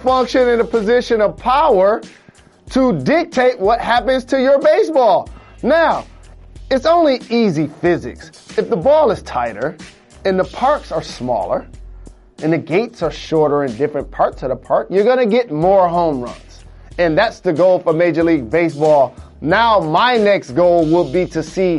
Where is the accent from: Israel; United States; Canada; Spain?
United States; as an American